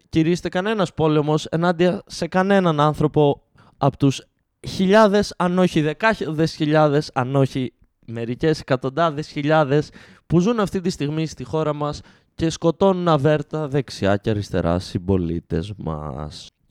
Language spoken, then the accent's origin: Greek; Greece; είμαστε Έλληνες